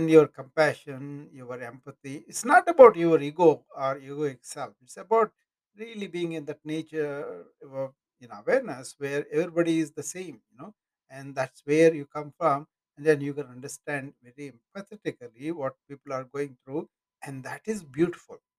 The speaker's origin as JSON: {"language": "English", "country": "India", "moved": "as an adult", "lives_now": "United States", "said": "But I'm in America for 40 years now. Hey, King, I'm in America for 40 years now. You know, I, I'm, I'm proud of the Indian heritage"}